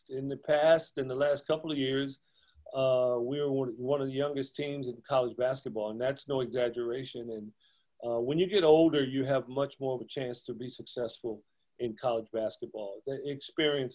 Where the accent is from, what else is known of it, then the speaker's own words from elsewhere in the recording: Compton, California, United States; I grew up in Compton here locally.